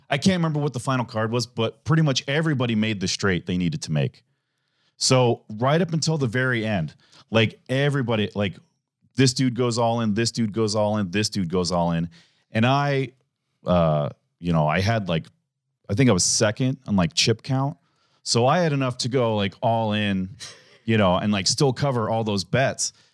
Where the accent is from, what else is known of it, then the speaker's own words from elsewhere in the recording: Omaha, Nebraska, United States; also born or lived in Lincoln, Nebraska; I grew up in Omaha